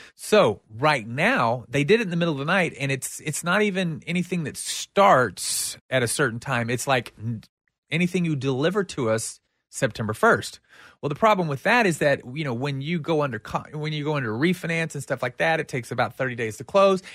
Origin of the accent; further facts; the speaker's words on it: United States; we as an American society